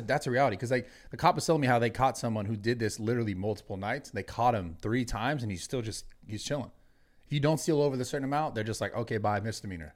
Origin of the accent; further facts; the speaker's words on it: the Bay Area, California, United States; I'm from the Bay